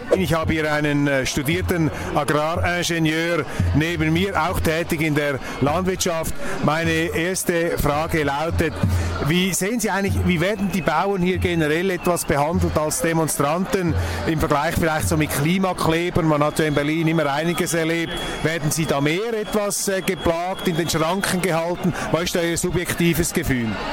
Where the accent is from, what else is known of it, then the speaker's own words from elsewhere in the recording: Switzerland; als Schweizer